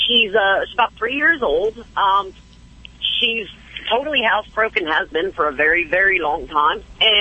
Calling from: Jacksonville, Florida, United States; Jacksonville, Florida.

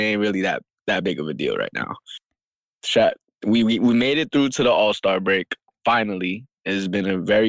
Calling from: Manhattan, New York, United States; …, coming on from Manhattan, New

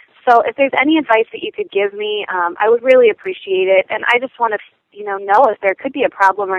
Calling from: Fort Myers, Florida, United States; I'm calling from Fort Myers, Florida.

